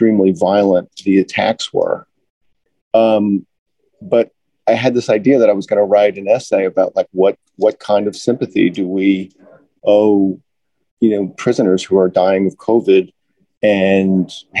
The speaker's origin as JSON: {"language": "English", "town": "Wantagh", "region": "New York", "country": "United States", "tie": "born or raised there", "said": "I'm from Wanto, New York. I'm from Todd Hodney's hometown. I went to Catholic school on Long Island"}